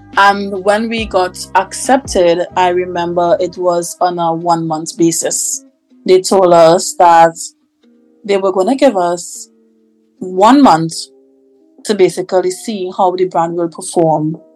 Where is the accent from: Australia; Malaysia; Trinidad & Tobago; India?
Trinidad & Tobago; Tobago; I'm from Tobago.